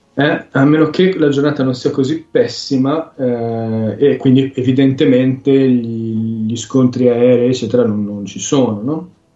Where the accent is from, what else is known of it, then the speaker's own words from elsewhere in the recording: Sicily, Italy; sono siciliano fondamentalmente